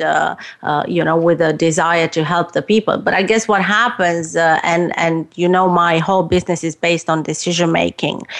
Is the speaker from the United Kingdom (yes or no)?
no; Romania; moved away as an adult; I was growing up in Romania